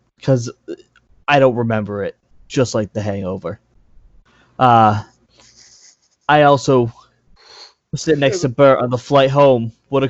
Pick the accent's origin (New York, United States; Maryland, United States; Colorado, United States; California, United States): New York, United States; So yeah, basically we flew, I'm from New York